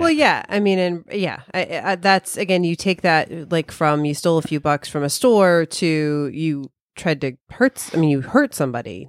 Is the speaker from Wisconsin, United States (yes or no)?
no; Chicago, Illinois, United States; we're all from Chicago